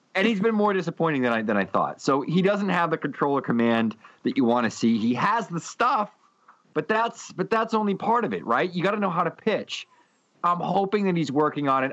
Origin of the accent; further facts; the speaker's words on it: near Pawtucket, Rhode Island, United States; I grew up right near Pawtucket